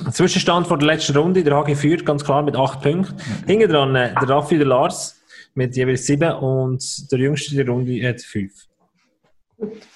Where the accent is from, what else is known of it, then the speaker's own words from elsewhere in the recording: village neighbouring Wichtrach, Bern, Switzerland; Das ist das Nachbarsdorf, wo ich aufgewachsen bin